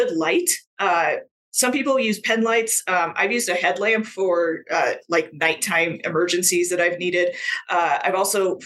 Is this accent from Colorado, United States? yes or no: yes; Colorado, United States; I'm originally from Colorado. I still live in Colorado, in Northern Colorado